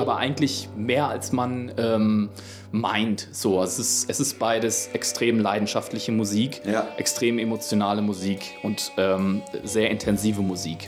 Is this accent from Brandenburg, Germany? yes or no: no; Bielefeld, North Rhine-Westphalia, Germany; Ich bin, ähm, in der Punk- und Hardcore-Szene aufgewachsen hier in Bielefeld